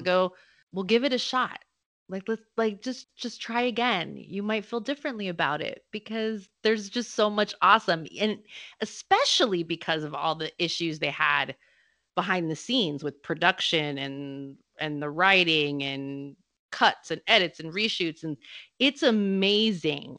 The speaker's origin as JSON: {"language": "English", "country": "United States", "said": "I'm American"}